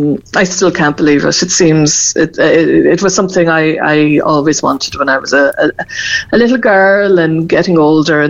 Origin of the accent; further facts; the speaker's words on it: Cork, Munster, Ireland; I come from Ahla, but my mum was from Bear and dad from Coolay, so I know that part of the country very well